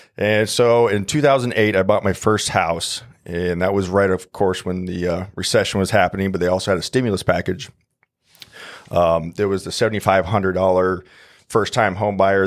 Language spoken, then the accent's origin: English; Omaha, Nebraska, United States; born and raised in Omaha, Nebraska.